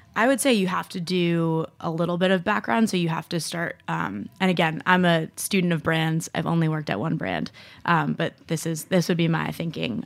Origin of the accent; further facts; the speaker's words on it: Rye, New York, United States; I grew up in Rye, New York